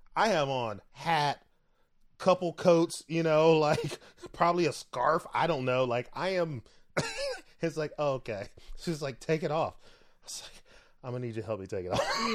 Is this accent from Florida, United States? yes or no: yes; Florida, United States; moved away; I'm from Florida.